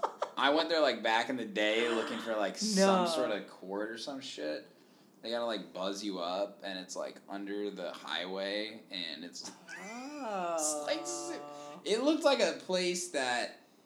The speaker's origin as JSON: {"language": "English", "region": "Indiana", "country": "United States", "accent": "twang", "said": "Indiana. I have some twang that'll come out a little... Like, y'all sometimes happens"}